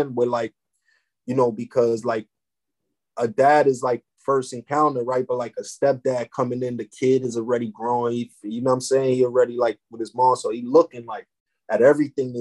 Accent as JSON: {"language": "English", "town": "New York City", "region": "New York", "country": "United States", "tie": "born or raised there", "said": "I'm from East Harlem"}